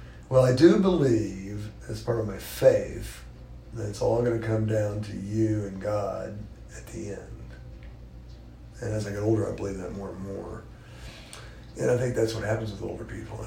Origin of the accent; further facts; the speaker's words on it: Tulsa, Oklahoma, United States; growing up in Tulsa